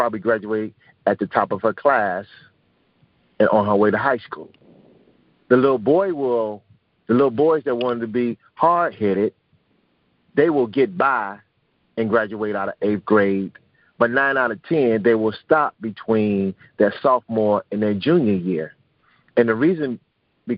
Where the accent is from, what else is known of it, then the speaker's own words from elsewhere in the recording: Chicago, Illinois, United States; I was born and raised on the South Side of Chicago